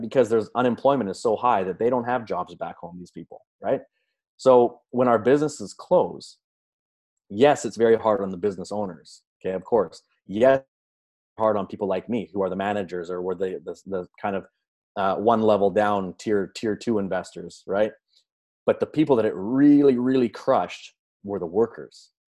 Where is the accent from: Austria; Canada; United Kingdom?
Canada; I grew up in Canada, regular upbringing, supportive parents